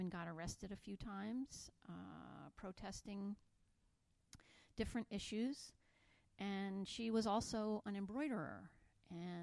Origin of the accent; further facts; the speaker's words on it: United States; moved away as an adult; now in Wellington, New Zealand; I am an American living in New Zealand for a couple of years